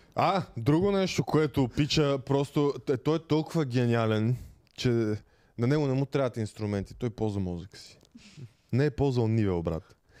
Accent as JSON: {"language": "Bulgarian", "country": "Bulgaria", "also_born_or_lived": "England", "said": "сме доста българи на обекта"}